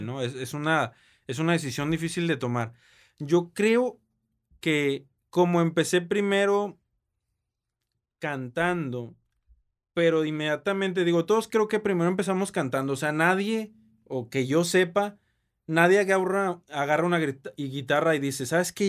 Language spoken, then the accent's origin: Spanish; Monterrey, Nuevo León, Mexico; Yo nací aquí en la ciudad de Monterrey, orgullosamente